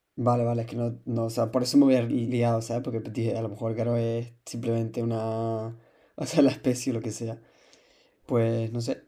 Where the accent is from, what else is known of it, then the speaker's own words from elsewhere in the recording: Canary Islands, Spain; como biólogo y como canario